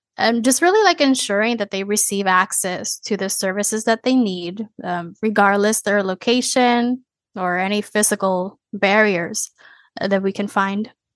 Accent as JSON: {"language": "English", "country": "Puerto Rico", "moved": "yes", "lives_now": "Florida, United States", "said": "I come from Puerto Rico, a small island"}